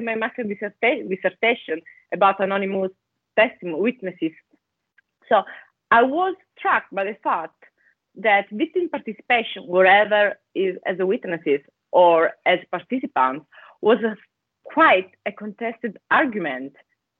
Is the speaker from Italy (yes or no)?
yes; Italy; English is a second language; moved away as an adult; also born or lived in Bologna, Italy / Scotland; as you can guess from my accent, I come from Italy, is where I studied law at the University of Bologna